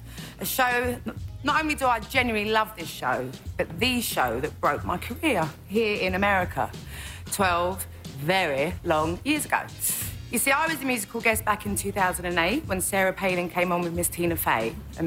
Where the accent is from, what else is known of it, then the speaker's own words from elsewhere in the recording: United Kingdom; Now, I don't know anything about American politics. I mean, I'm British, you know?